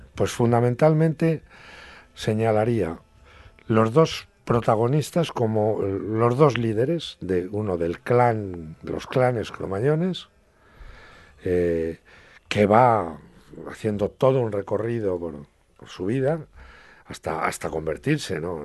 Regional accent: Bujalaro, Castilla-La Mancha, Spain; mi pueblo, en Bujalaro.

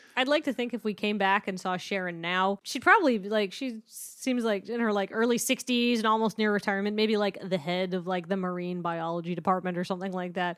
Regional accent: British Columbia, Canada; I'm from British Columbia

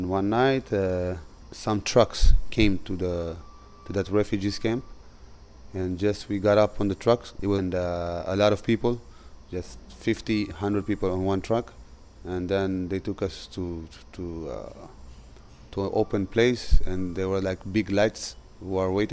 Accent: Israel; also born or lived in Gondar, Ethiopia; I immigrated here. I came to Israel when I was 4 years old

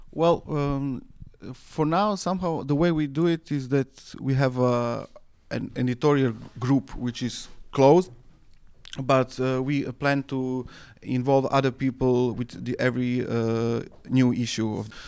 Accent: Serbia; where I come from from Serbia

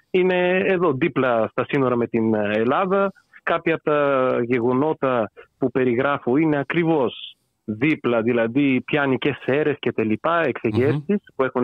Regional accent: Bulgaria; Greek is a second language; now in Greece; τα ελληνικά τα έμαθα πριν περίπου 10 χρόνια. Γεννήθηκα και μεγάλωσα στη Βουλγαρία. Δεν είναι η μικρή, μητρική μου γλώσσα, γι' αυτό θα κάνω κάποια λάθη.

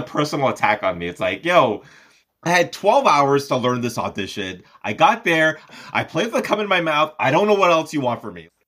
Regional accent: Montreal, Quebec, Canada; also born or lived in Los Angeles; born and raised in Montreal, now living part-time in Los Angeles

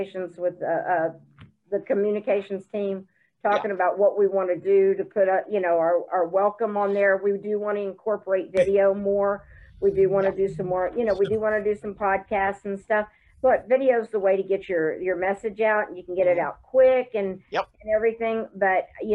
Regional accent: the South, United States; now in Broken Arrow, United States; I'm from the South.

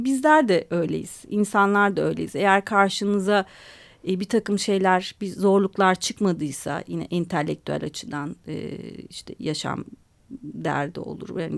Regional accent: Istanbul, Turkey; born there; also born or lived in Adana; Biz Adanalıyız yani ailem ben İstanbul'da doğdum ama annem e, anneannem çocukluğumda bütün yaz tatillerim Adana'da geçti.

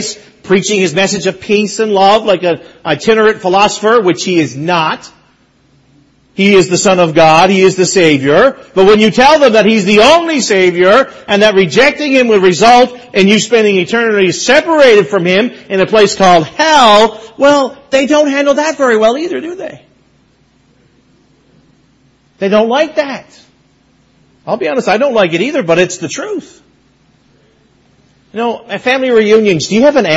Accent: Mount Pearl, Newfoundland and Labrador, Canada; The church that I grew up in Mount Pearl, Newfoundland, I preached there last Sunday

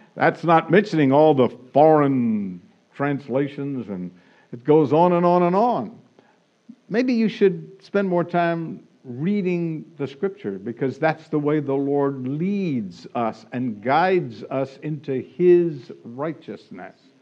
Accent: Florida, United States; now in California, United States; I grew up in Florida

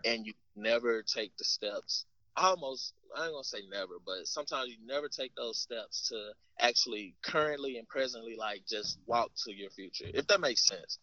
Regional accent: Arkansas, United States; moved away; we're from Arkansas

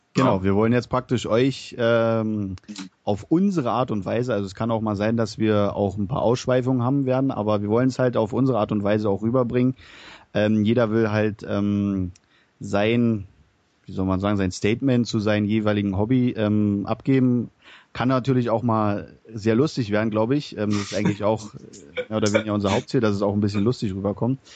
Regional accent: Berlin, Germany; now in Bavaria, Germany; ich wohne zurzeit in Bayern, komme mal gebürtig aus Berlin. Hört mal vielleicht an meinen Dialekt

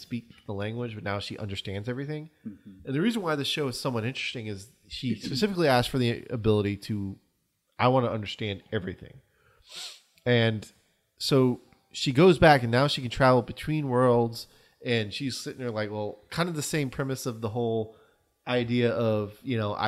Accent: United States; we're American

